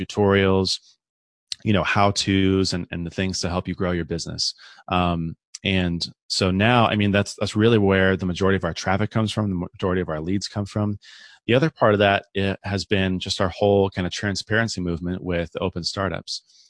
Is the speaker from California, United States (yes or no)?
yes; San Diego, California, United States; born and raised in San Diego